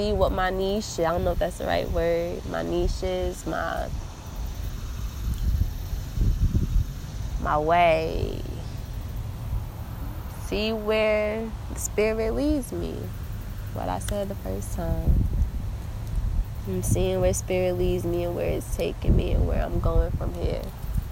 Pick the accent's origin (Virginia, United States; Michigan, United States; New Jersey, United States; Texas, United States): New Jersey, United States; I'm a girl from Jersey.